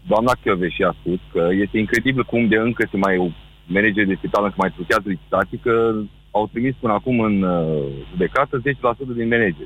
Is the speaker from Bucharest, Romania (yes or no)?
no; Galați, Galați County, Romania; eu sunt de la Galaș